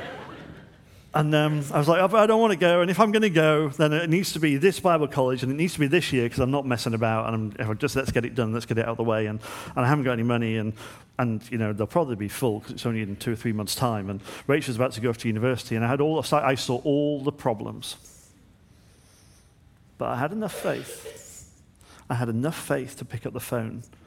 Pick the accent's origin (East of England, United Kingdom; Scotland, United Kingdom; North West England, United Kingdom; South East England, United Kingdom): North West England, United Kingdom; Manchester; moved away as an adult; I was from Manchester